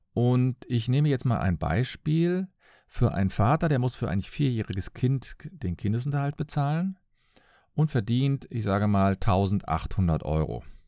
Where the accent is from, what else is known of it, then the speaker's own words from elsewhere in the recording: Cologne, North Rhine-Westphalia, Germany; Ich komme aus Köln.